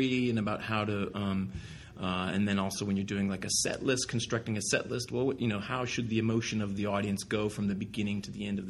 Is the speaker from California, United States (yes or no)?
yes; Southern California, United States; growing up in Southern California, there's a lot of cars